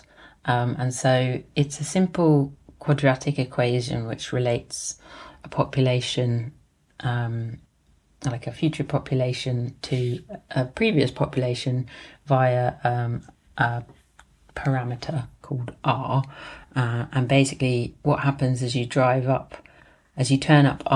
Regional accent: London, United Kingdom; also born or lived in Walthamstow, East London / Edinburgh; I was born in Islington in North London, and now I live in Walthamstow in East London

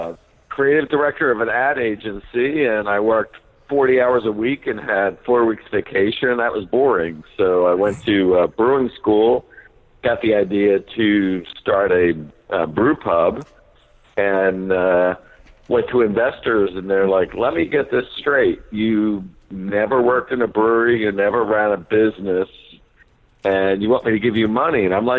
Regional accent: New Jersey, United States; we're from Jersey.

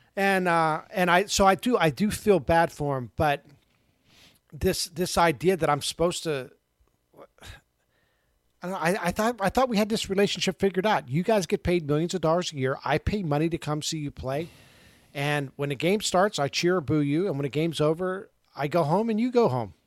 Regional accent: Pittsburgh, Pennsylvania, United States; I grew up in Pittsburgh in the seventies

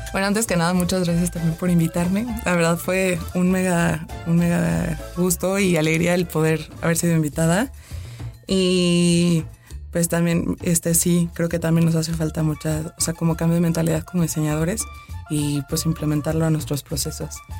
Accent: Mexico; nosotros mismos como mexicanos

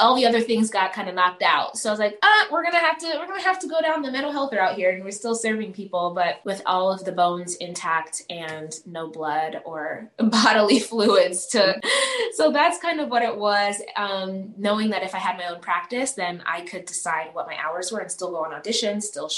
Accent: Las Vegas, Nevada, United States; also born or lived in Uganda; I was born in Uganda, raised in the States here in Las Vegas.

